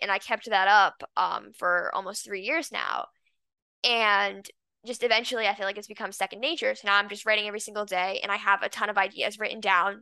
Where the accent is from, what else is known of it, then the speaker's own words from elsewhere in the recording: Los Angeles, California, United States; now in San Diego, United States; I was born in Los Angeles and I lived there um for 11 years.